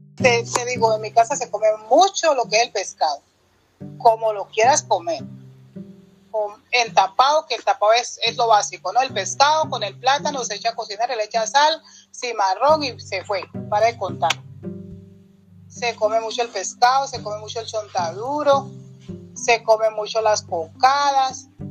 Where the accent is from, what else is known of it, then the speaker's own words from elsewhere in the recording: Barbacoas, Nariño, Colombia; hay una comida muy, muy tradicional de mi pueblo que es el fusandao